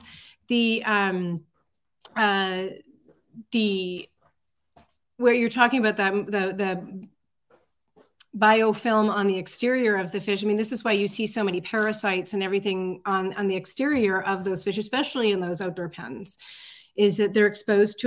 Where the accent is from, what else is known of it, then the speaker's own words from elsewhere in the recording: Vancouver Island, British Columbia, Canada; I grew up on Vancouver Island